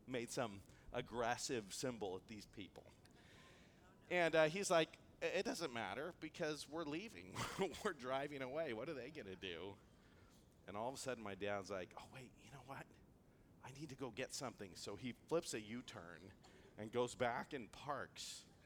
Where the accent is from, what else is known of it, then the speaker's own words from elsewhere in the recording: Antelope Valley, California, United States; I grew up in the Antelope Valley where things can be a little bit rough